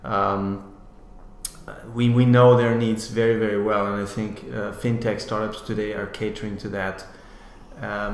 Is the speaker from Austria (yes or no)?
yes; Austria; moved away as an adult; I'm from Austria, as I said originally.